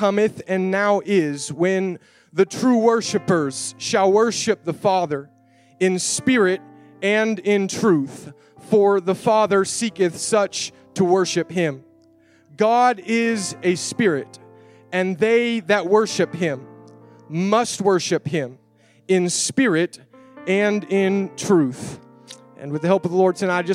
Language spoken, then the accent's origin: English; United States; I am an American